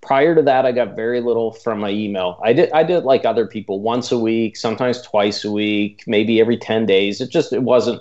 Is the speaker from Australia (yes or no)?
no; Canada; accent: Canadian; my strange Canadian accent